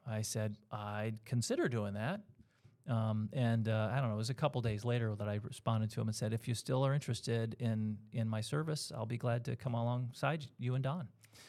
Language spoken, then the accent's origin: English; New York, United States; And I was from Central and Western New York for my life.